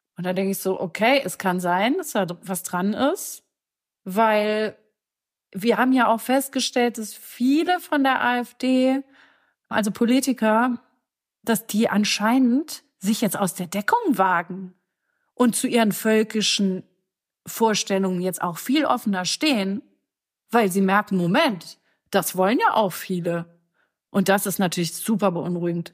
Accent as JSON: {"language": "German", "town": "Cologne", "region": "North Rhine-Westphalia", "country": "Germany", "tie": "born or raised there", "said": "in Köln, in meiner Heimatstadt"}